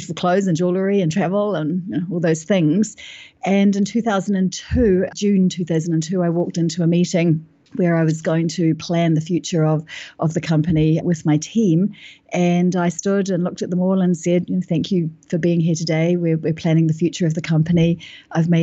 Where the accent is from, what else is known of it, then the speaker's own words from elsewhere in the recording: New Zealand; moved away as an adult; now in London, United Kingdom; I'm from New Zealand and I'm living in London now. I've been here for 10 years.